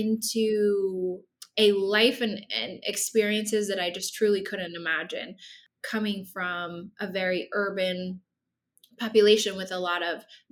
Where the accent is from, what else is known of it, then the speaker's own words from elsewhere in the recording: Nebraska, United States; moved away as an adult; also born or lived in Kansas / Baltimore, Maryland; Nebraska, where I grew up